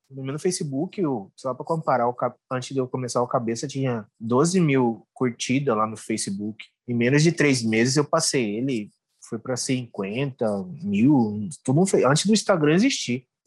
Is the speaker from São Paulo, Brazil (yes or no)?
no; Cuiabá, Mato Grosso, Brazil; accent: Cuiabano; eu nasci aqui em Cuiabá, né?